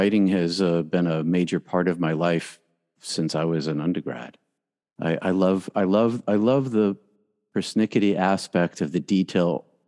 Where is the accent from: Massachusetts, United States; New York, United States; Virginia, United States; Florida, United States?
Massachusetts, United States; outside of Boston; I grew up outside of Boston. I went to Catholic high school, was raised Roman Catholic and Greek Orthodox.